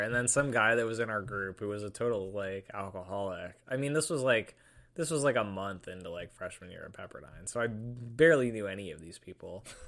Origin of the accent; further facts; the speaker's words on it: Washington, United States; moved away; I'm from Washington State